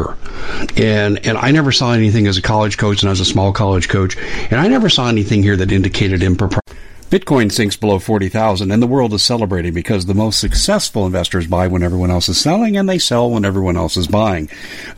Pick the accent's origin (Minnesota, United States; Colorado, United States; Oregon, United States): Colorado, United States; Denver; I grew up in Denver